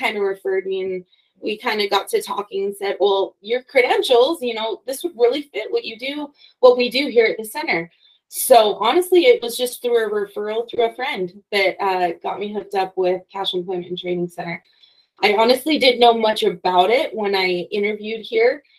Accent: Logan, Utah, United States; I'm from Logan. I went to Utah State University.

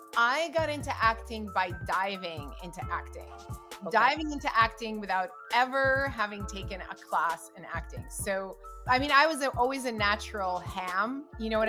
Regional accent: United States; first language Russian; English is a second language; also born or lived in Russia; I was born in Russia and I immigrated to America, and we came here as political refugees

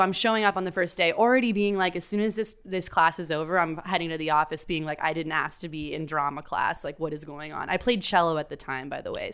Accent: Miami, Florida, United States; now in New York, United States; I'm from Miami, Florida.

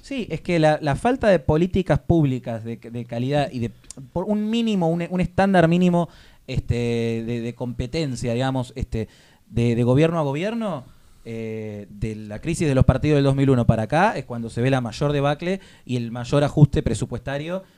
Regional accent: Argentina; como argentino

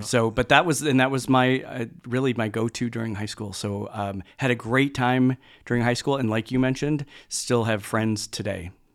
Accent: Mount Prospect, Illinois, United States; originally from, uh, Mount Prospect, Illinois, so it's a northwest suburb of the Chicago area

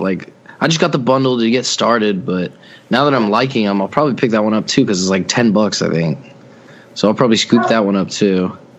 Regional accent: Idaho, United States; Idaho. Don't know any cities in Idaho, so I'm just from there.

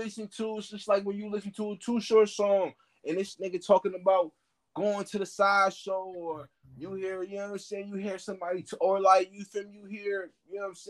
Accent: Oakland, California, United States; I got mad love for my hometown, Oakland.

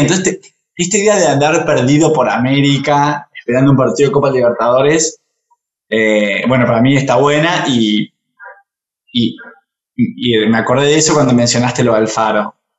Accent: Argentina; como argentinos

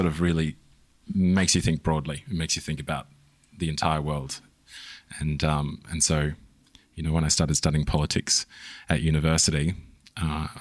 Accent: Christchurch, Canterbury, New Zealand; moved away; also born or lived in Australia; I was born in New Zealand. Right. Whereabouts? Christchurch.

